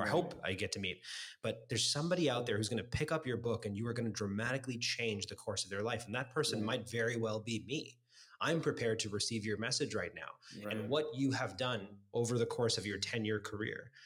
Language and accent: English; Toronto, Ontario, Canada; growing up in Scarborough